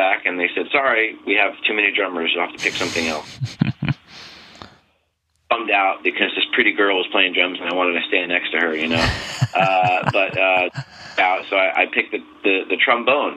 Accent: Bayport, New York, United States; I'm from Long Island, New York.

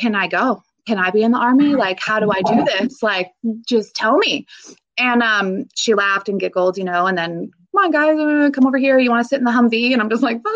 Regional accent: Vancouver, Washington, United States; I grew up here in Vancouver, Washington

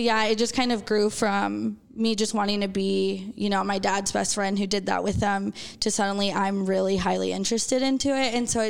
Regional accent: Las Vegas, Nevada, United States; also born or lived in Denver, United States; I was born in Denver, but I grew up in Las Vegas.

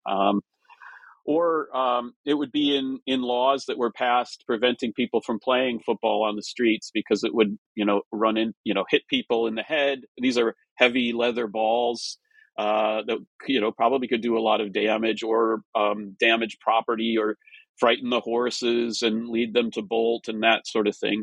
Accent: Minnesota and Wisconsin, Midwest, United States; I grew up in the Midwest in Minnesota and Wisconsin.

